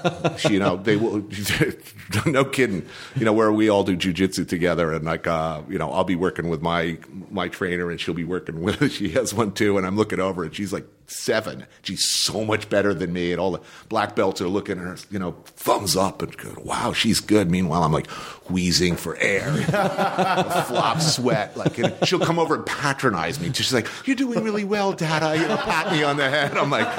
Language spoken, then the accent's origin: English; New Jersey, United States; born or raised there